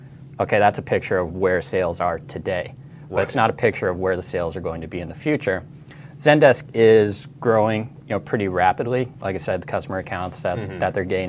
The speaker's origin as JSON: {"language": "English", "town": "Denver", "region": "Colorado", "country": "United States", "tie": "born or raised there", "said": "My hometown football team, the Denver Broncos"}